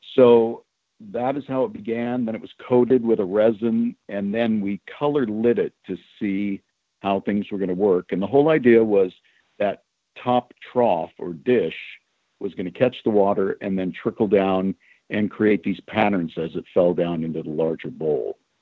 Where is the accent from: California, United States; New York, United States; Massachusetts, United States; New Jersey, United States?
California, United States; also born or lived in Chicago, Illinois; I was a California kid, even though I was born in Chicago.